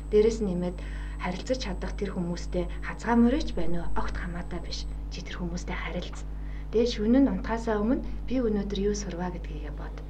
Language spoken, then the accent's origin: Mongolian; Mongolia; moved away as an adult; also born or lived in South Korea; Зарим үед нөгөө Монгол гадаад оюутан гэдгээрээ нэг жаахан хавчигдах зүйлсүүд байна.